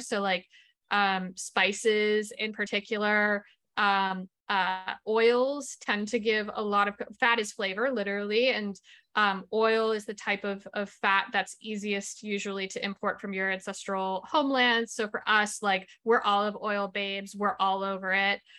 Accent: Massachusetts, United States; I come from an Italian-American family. I grew up in Massachusetts

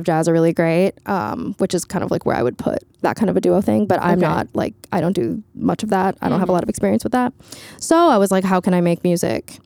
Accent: Florida, United States; now in New York, United States; I'm from Florida

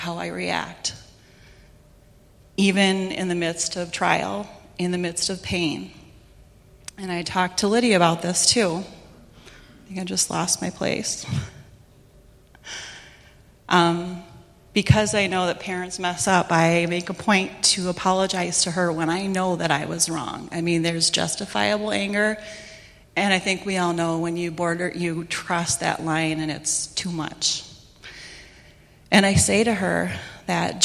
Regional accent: Chicago, Illinois, United States; I grew up in Chicago where there's a lot of crazy traffic, a lot of crazy people

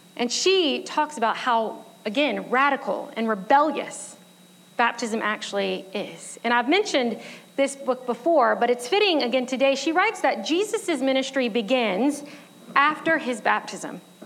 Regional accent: United States; I'm an American

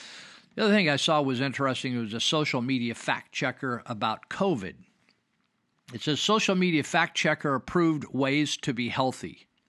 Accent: Marysville, California, United States; I remember growing up in Marysville, California, and in the 50s, and we didn't have air conditioning in our classrooms

